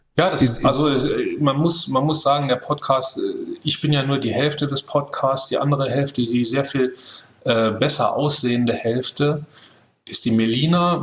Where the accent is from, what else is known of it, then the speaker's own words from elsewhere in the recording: Saarland, Germany; Wir sind da ja als, als Saarländer